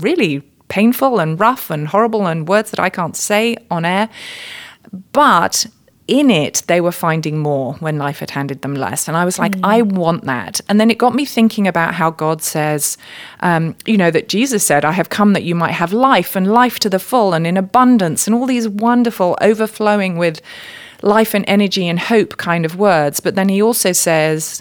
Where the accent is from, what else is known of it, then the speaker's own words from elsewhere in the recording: United Kingdom; now in United States; I just need to open my mouth for people to know that I'm not from around here. So yes, I'm a Brit living here in the USA.